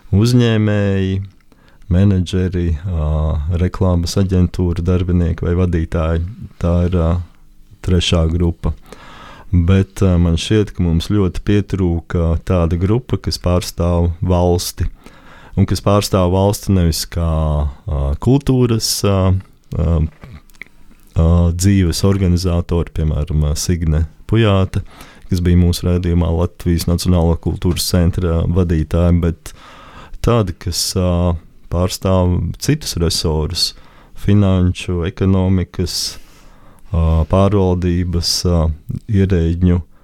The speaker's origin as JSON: {"language": "Latvian", "country": "Latvia", "said": "visi jau mēs esam latvieši"}